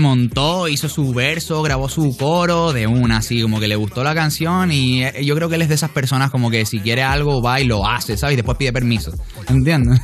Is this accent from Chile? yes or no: no; Tejina, Canary Islands, Spain; moved away as an adult; now in Miami, United States; yo vengo de Tenerife, ¿ok? De un pueblo que se llama Tejina, que son 10.000 personas que nos conocemos todos